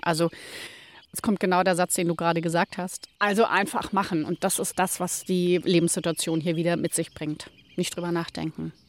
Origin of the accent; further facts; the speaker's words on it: Ismaning, Bavaria, Germany; now in Hallig Hooge, Germany; ich meinen Heimatort Ismaning bei München liebe